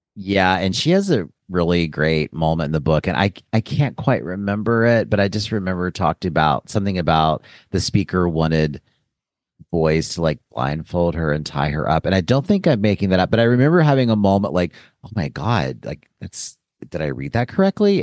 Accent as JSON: {"language": "English", "town": "Joliet", "region": "Illinois", "country": "United States", "tie": "born or raised there", "said": "the year I was born in Joliet, Illinois."}